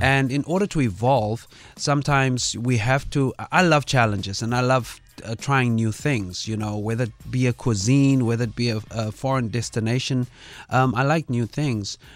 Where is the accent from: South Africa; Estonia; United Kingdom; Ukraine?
South Africa; Kimberley, Northern Cape; I'm born and raised in, uh, Kimberley, Northern Cape